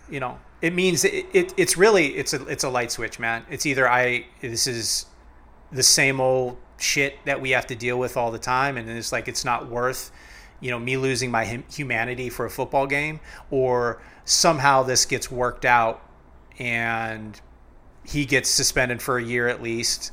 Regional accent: Cleveland, Ohio, United States; I'm from cleveland. I was born in Cleveland

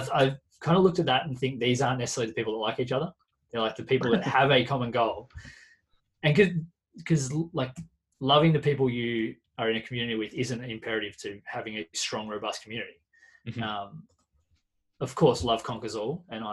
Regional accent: Carrum Downs, Victoria, Australia; also born or lived in Pearcedale / Frankston / Mount Martha; growing up in Carrum Downs, then moving to Pearsdale and going to Frankston High School

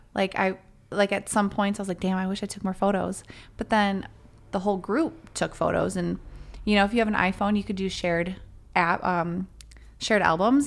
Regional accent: Chicago, Illinois, United States; we're from Chicago

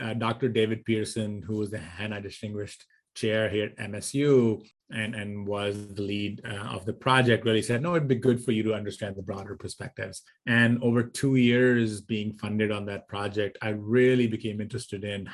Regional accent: India; moved away as an adult; also born or lived in Michigan, United States; So I grew up in India. I did my bachelor's in India in electrical engineering

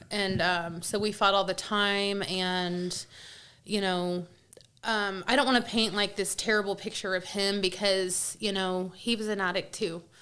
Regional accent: Kansas City, United States; I'm from Kansas City

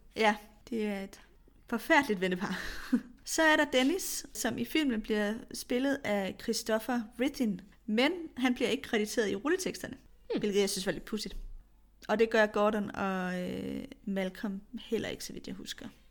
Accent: Kolding, Southern Denmark, Denmark; Jeg er vokset op i en forstad til Kolding, og det var også den type mm. kvarter.

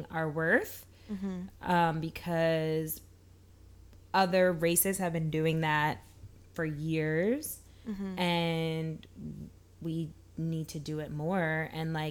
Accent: New York, United States; growing up in New York, I feel like so many of us, like we did African dance

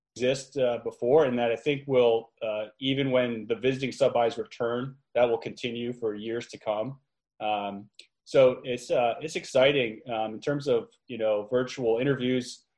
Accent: New York area, United States; also born or lived in Albany; I'm from the New York area.

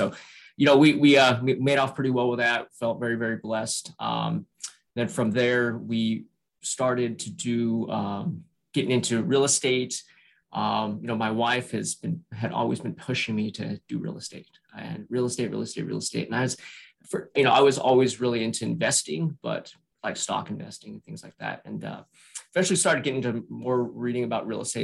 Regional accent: Salt Lake City, Utah, United States; also born or lived in San Francisco, California / Northern Virginia; now in Virginia, United States; So I was born and raised in Salt Lake City, Utah.

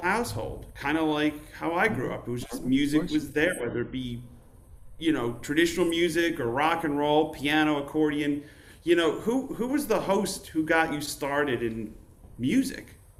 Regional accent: Utica, New York, United States; I grew up in Utica, New York

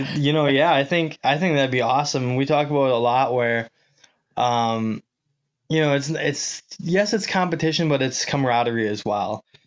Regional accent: Manitowoc, Wisconsin, United States; moved away as an adult; right out of Manitowoc, Wisconsin, my hometown

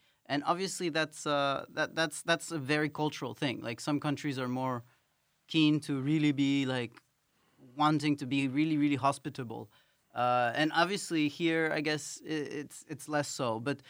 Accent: Quito, Pichincha, Ecuador; Like I come from Latin America, and there usually we have a culture where people, the foreigners, there are so few of them. Well, I mean there are a lot. Ecuador, especially Quito, is a very diverse city

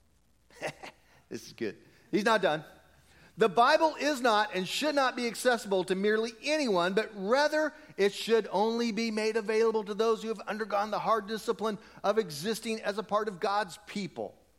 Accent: United States; we're American

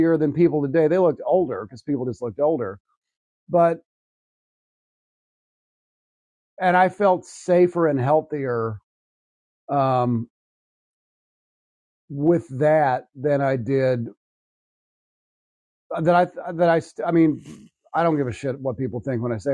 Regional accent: the South, United States; I'm a person from the South. I grew up here

